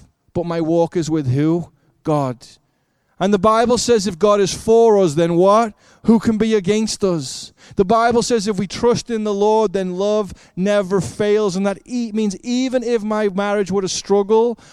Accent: Liverpool, North West England, United Kingdom; moved away; I grew up in Liverpool, England

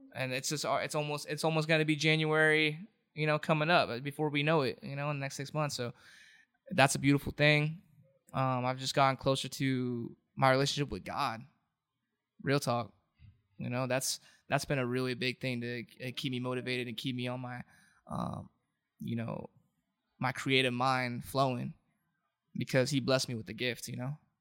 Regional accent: Anaheim, California, United States; also born or lived in Santa Ana / Garden Grove / Westminster; Born and raised in Anaheim.

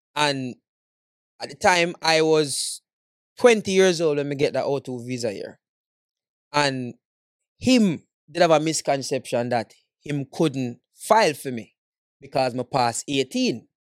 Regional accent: Jamaica; moved away; as a Jamaican man

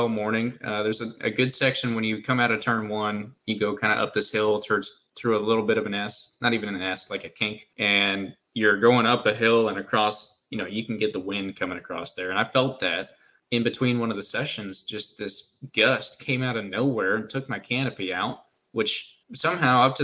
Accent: United States; we're American

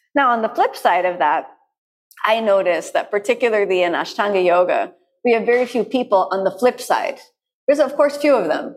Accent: United States; I'm from the United States, so I grew up with this wall of peanut butter.

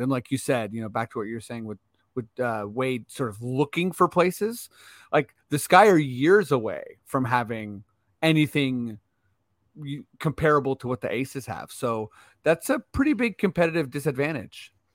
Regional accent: Eastern Canada, Canada; Eastern Canadians

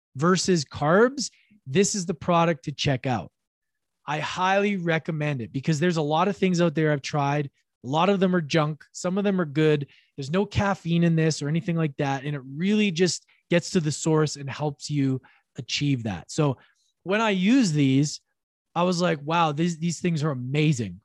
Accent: Edmonton, Alberta, Canada; now in British Columbia, Canada; Currently, in my hometown of Edmonton, Alberta, Canada, I've been here for about a week and a half

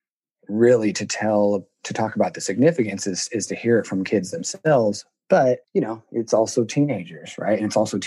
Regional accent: Seattle, Washington, United States; I born and raised in Seattle, Washington, went to public schools all throughout the area

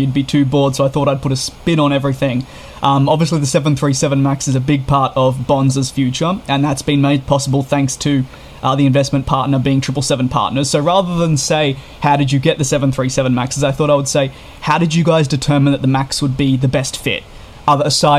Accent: Melbourne, Victoria, Australia; moved away as an adult; now in Canada; I'm Australian myself. Grew up in Melbourne for 18 years. I'm now in Canada for a couple of months

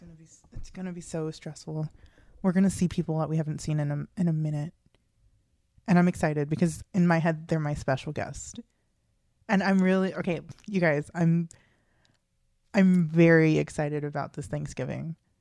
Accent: United States; growing up in America

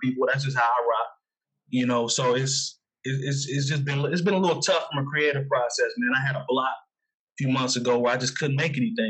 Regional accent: Midwest, United States; growing up in the Midwest

